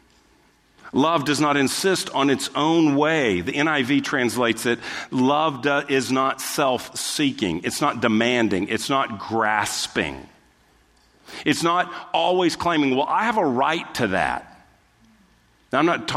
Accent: Texas, United States; we're from the South, or we're from Texas, and so we kind of grew up with our manners

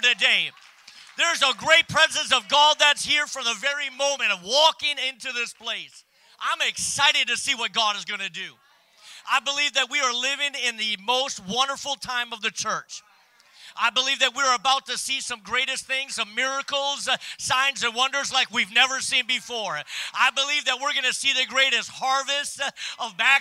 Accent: Minot, North Dakota, United States; also born or lived in Minnesota; I was born and raised in North Dakota

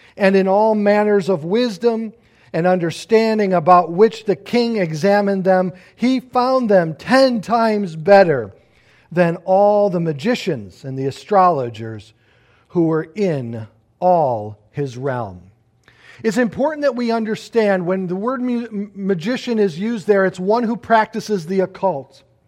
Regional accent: United States; I look at myself as an American citizen

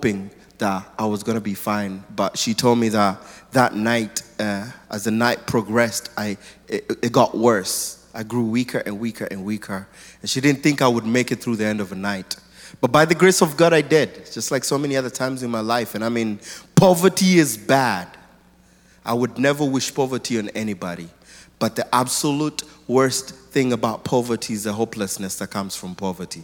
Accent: Nairobi, Kenya; I was born in Nairobi, Kenya, in a family of 3 boys

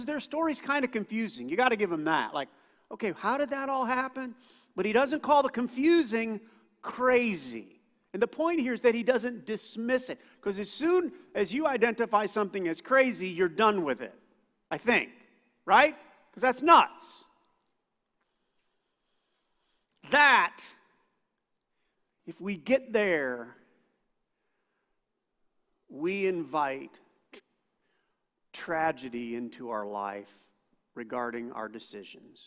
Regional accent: United States; I grew up thinking I was a Christian because I was an American.

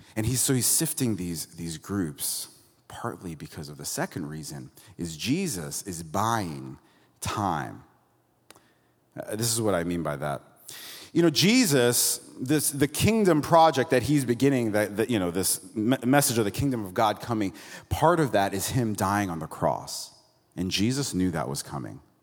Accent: Florida, United States; now in Santa Cruz, United States; I'm from Florida originally

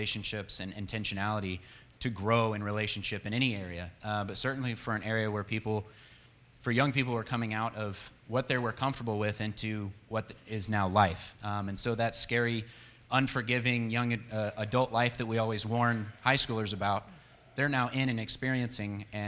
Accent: San Diego, California, United States; moved away as an adult; also born or lived in Longview, Texas; now in Texas, United States; We grew up in San Diego, and that's where I met Kayla in high school

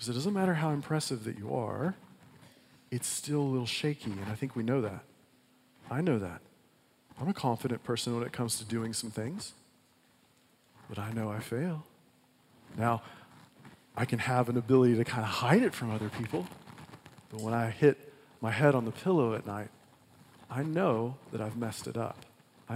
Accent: United States; as an American

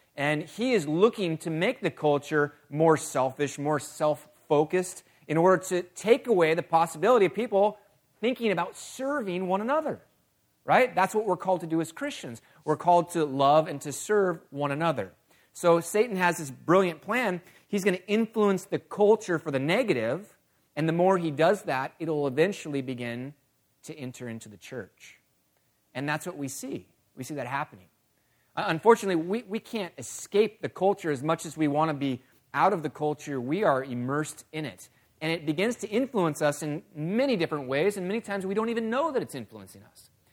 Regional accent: California, United States; moved away; I was born and raised in California

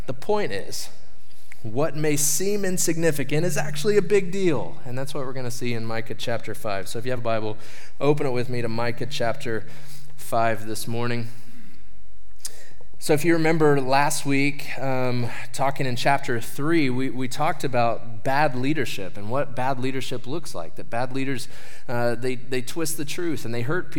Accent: Bethel, Oklahoma, United States; I grew up in Bethel, Oklahoma.

